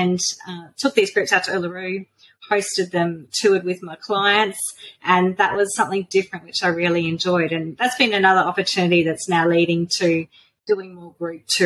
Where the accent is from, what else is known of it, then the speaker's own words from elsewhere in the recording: central Queensland, Australia; I'm from Bulawila, which is like a little tiny country town in central Queensland. So we're about 700 kilometres northwest of Brisbane. Bulawila is very tiny. We have 5,000 people, so it's a very small little town. But I've born and schooled here.